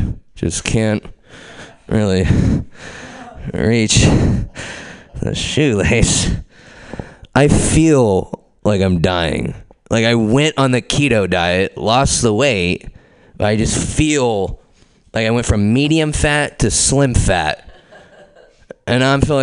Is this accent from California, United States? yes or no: yes; Pleasanton, California, United States; I'm from Pleasanton